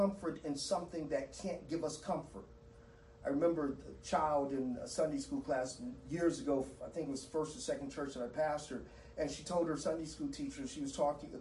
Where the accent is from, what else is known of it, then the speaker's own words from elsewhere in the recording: Southern California, United States; I grew up in Southern California, and the home of earthquakes